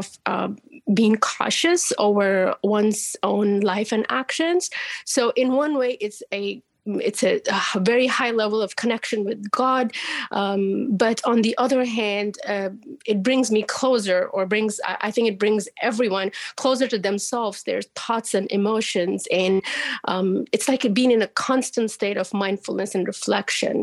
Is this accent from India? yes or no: yes; India; moved away as an adult; now in Nashville, United States; being born and raised in India